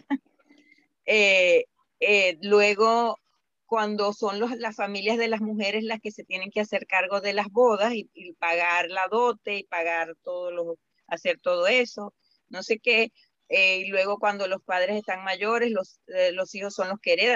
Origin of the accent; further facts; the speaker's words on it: Venezuela; now in Indianapolis, United States; yo soy venezolana